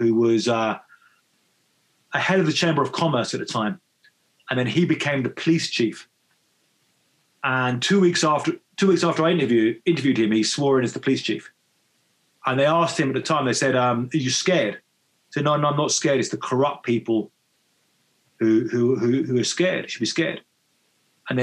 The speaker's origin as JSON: {"language": "English", "town": "Brighton", "region": "South East England", "country": "United Kingdom", "tie": "born or raised there", "moved": "as an adult", "lives_now": "Mexico", "said": "I grew up in Brighton"}